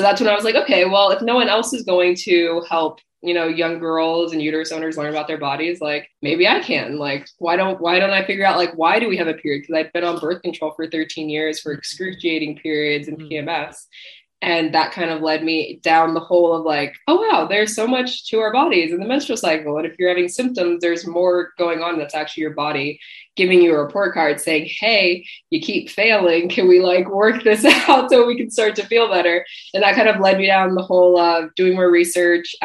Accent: Ohio, United States; moved away as an adult; now in Australia; I'm originally from Ohio, but I actually live in Australia. So I moved out here about 4 years ago

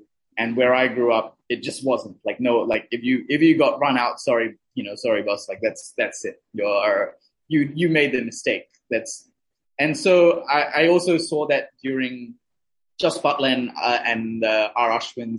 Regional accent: Sri Lanka; also born or lived in New Zealand; having spent most of my kind of younger years in Sri Lanka

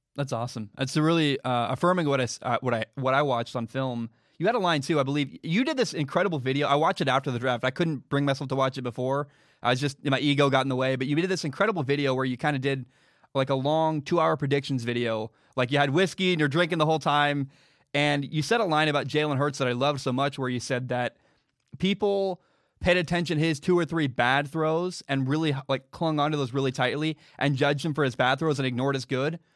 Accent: Portland, Oregon, United States; I grew up in the Portland area

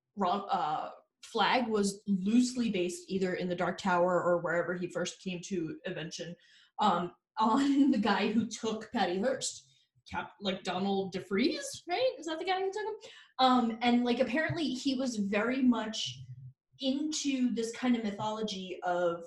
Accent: New Jersey, United States; We're from Jersey

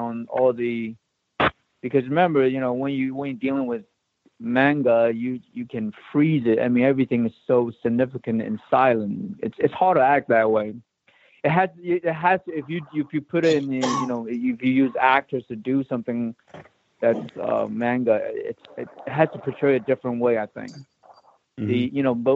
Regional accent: Hong Kong; moved away; I grew up in Hong Kong

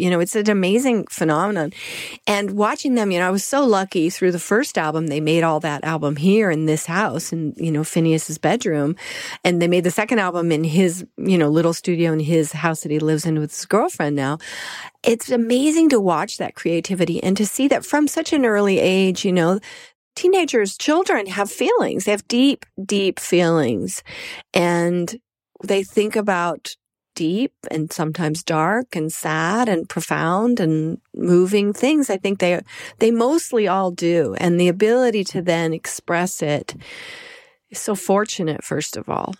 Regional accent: Colorado, United States; moved away; also born or lived in New York; I'm from Colorado originally, then I lived in New York

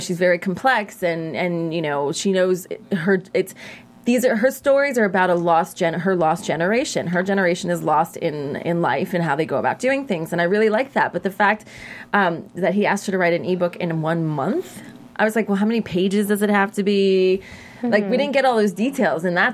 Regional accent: New York, United States; I'm a girl from New York, and as a New Yorker

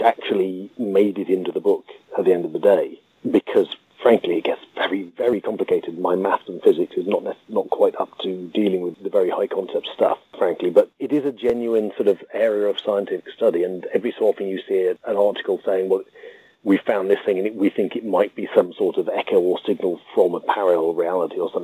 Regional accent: United Kingdom; I myself am just as British

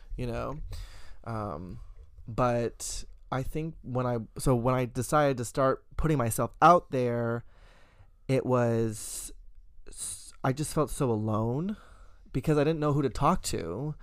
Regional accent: the South, United States; I was raised in the South

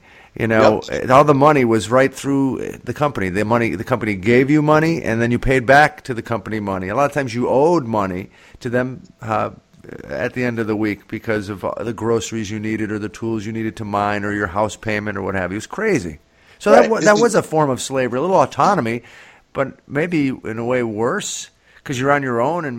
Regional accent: Scranton, Pennsylvania, United States; We're from Scranton, Pennsylvania

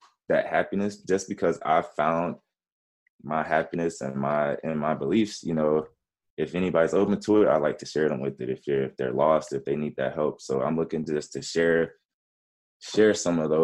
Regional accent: Georgia, United States; born or raised there; also born or lived in Memphis, Tennessee

